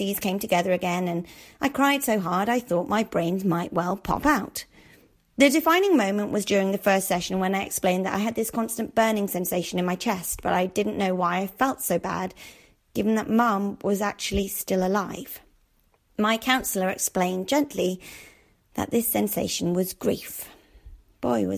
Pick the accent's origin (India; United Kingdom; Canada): United Kingdom; Darlington, North East England; moved away; my hometown of Darlington